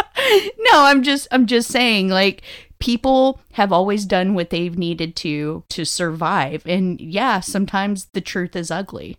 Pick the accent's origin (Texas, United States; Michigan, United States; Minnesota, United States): Texas, United States; growing up in Texas, again, I have watched several animals get slaughtered